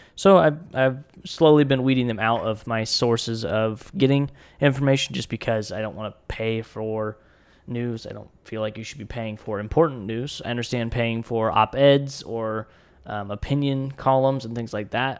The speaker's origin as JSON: {"language": "English", "country": "United States", "said": "I'm an American citizen"}